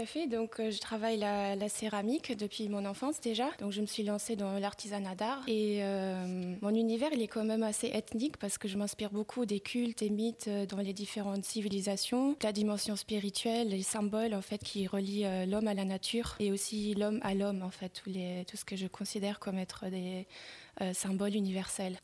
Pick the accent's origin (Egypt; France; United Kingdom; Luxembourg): Luxembourg; je suis née aux Minette. j'ai grandi dans, ces environnements-là